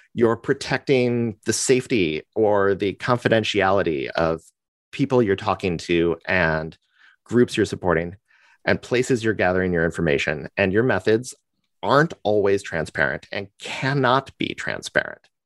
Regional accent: United States; I'm an American, and you know how we get, we like to talk about ourselves

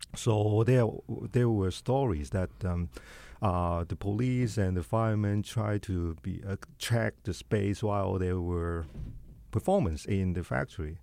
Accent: China; moved away; my difficulties in my hometown

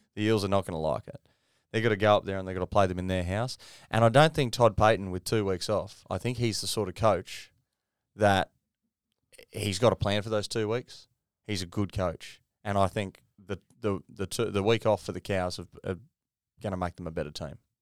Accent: Queensland, Australia; as a Queenslander

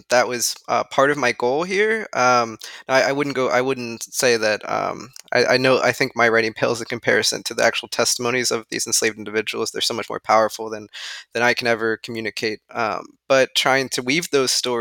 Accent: Northern Delaware, United States; So I'm actually from Northern Delaware, which is in many ways just a sort of a large suburb of Philadelphia

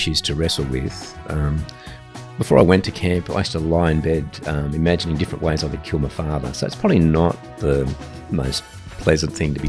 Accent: Ryde, New South Wales, Australia; also born or lived in Papua New Guinea; Yeah, I grew up in Ryde. So Ryde was a fairly middle-class suburb back then, back in the 70s.

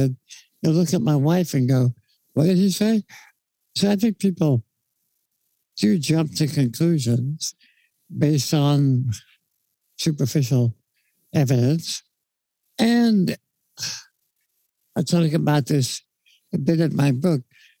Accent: New York, United States; now in Los Angeles, United States; I grew up in New York, so I used to talk very fast. I've been in L.A. now for many years

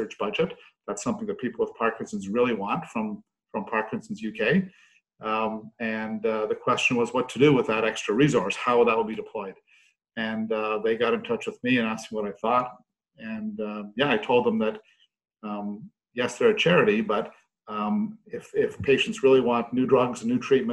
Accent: Canada; now in United Kingdom; I'm a Canadian neuroscientist by background

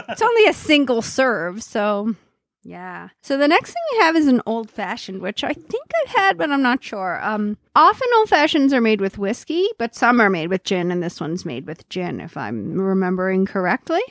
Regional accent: Cape Breton, Nova Scotia, Canada; moved away; also born or lived in Alberta

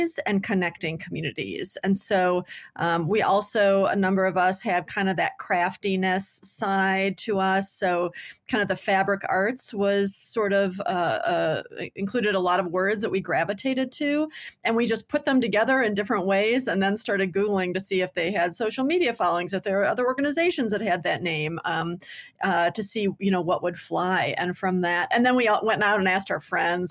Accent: Detroit, Michigan, United States; moved away as an adult; now in Boulder, United States; originally from Michigan. I grew up in Detroit until I was 12, and then in the Detroit suburbs through college

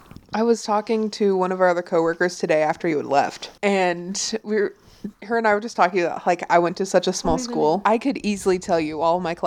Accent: England, United Kingdom; Yes, I am.

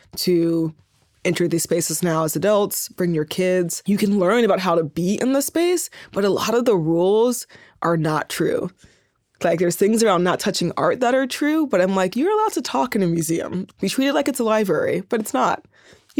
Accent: Oakland, California, United States; moved away as an adult; also born or lived in Berkeley / New York; the Bay Area, I grew up in Oakland and Berkeley

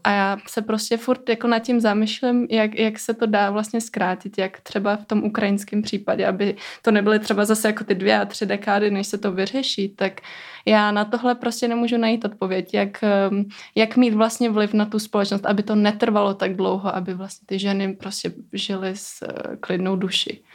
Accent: Kosovo; now in Czech Republic; já sama pocházím z Kosova

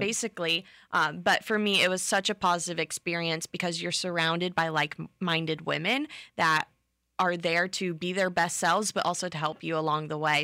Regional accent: Bradenton, Florida, United States; I am from Bradenton, Florida, born and raised, so right below Tampa area

